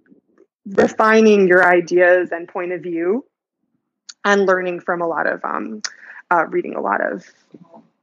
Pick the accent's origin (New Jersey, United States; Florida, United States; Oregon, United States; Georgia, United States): New Jersey, United States; moved away as an adult; now in New York, United States; I grew up in New Jersey, not far away.